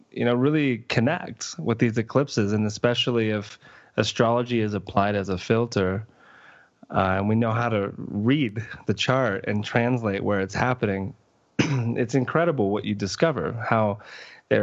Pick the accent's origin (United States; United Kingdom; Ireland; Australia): United States; Plantation, Florida; 5/24/83, 1:31 p.m., Plantation, Florida, Broward County